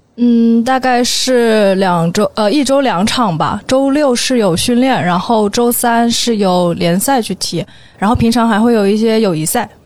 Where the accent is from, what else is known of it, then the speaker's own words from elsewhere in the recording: Lushan, Jiangxi, China; moved away as an adult; also born or lived in Nanjing; now in Beijing, China; 我来自江西庐山